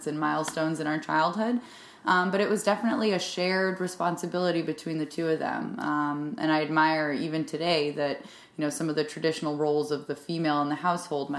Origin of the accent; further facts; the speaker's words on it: Narragansett, Rhode Island, United States; I grew up in Rhode Island with a family that loves being outside